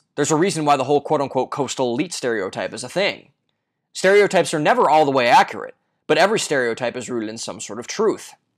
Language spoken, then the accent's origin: English; Ohio, United States; my home state of Ohio